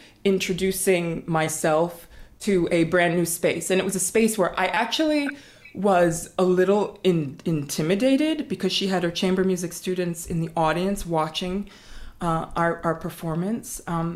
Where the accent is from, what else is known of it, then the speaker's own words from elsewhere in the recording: East Coast, United States; now in Harlem, New York, United States; I grew up on the East Coast here